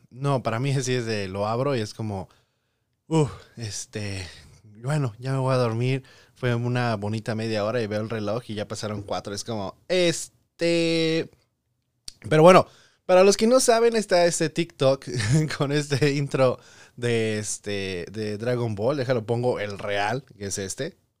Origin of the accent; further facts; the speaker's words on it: Tepic, Nayarit, Mexico; also born or lived in Tijuana, Baja California; now in United States; a la bella ciudad de Tepic Nayarit, porque pues ahí crecí